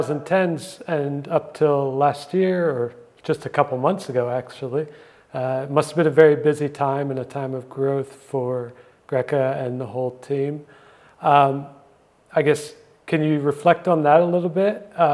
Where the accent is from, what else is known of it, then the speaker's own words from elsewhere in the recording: United States; As an American